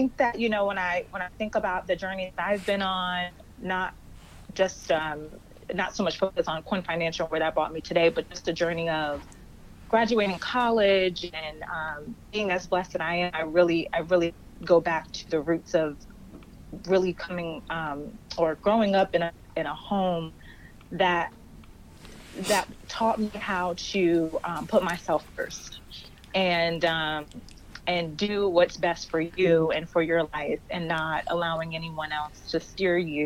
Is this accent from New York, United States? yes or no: no; Somerset, New Jersey, United States; I grew up in Somerset, New Jersey, same place where First Baptist is, and grew up in the church.